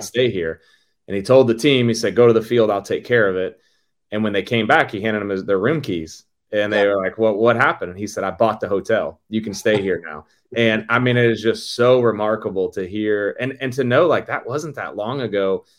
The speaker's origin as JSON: {"language": "English", "town": "St. Louis", "region": "Missouri", "country": "United States", "tie": "born or raised there", "said": "a kid growing up in St. Louis"}